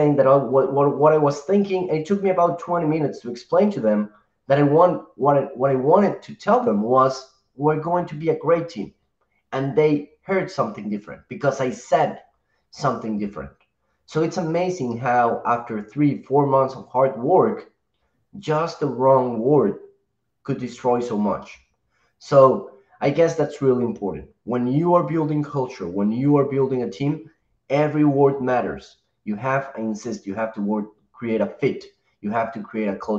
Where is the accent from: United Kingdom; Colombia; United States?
Colombia; I'm from Colombia